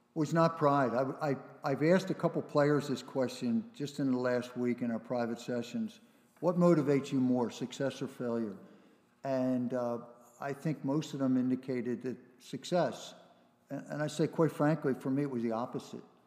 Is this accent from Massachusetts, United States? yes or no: no; Philadelphia, Pennsylvania, United States; I grew up in Philly, in Northeast Philly